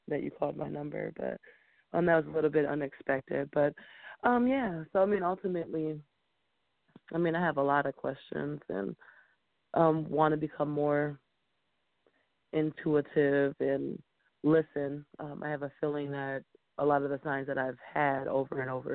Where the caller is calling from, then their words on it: Minneapolis, Minnesota, United States; I'm calling from Minneapolis.